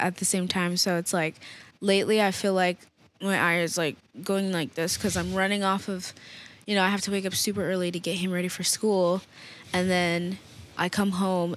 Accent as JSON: {"language": "English", "town": "Denver", "region": "Colorado", "country": "United States", "moved": "yes", "said": "we're from Denver"}